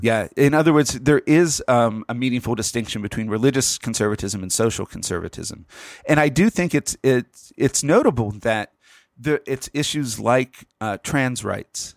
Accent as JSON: {"language": "English", "region": "Pennsylvania", "country": "United States", "said": "Pennsylvania, my home state."}